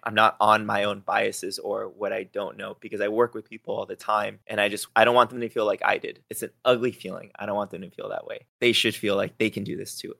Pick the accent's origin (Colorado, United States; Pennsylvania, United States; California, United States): California, United States; Los Angeles; moved away; also born or lived in Texas / Ventura, California; I grew up in East L A in a pretty bad neighborhood